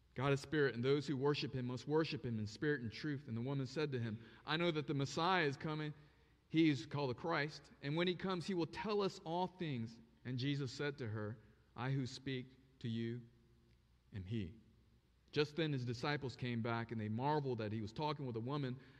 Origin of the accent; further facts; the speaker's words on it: Osaka, Japan; moved away; also born or lived in North Carolina; I was born in Japan, Osaka, Japan